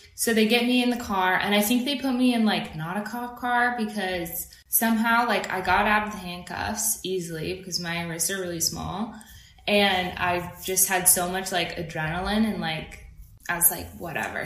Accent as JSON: {"language": "English", "region": "Idaho", "country": "United States", "tie": "born or raised there", "also_born_or_lived": "Virginia / New York", "moved": "as an adult", "lives_now": "Los Angeles, United States", "said": "I'm born in Idaho. I grew up between Idaho and Virginia"}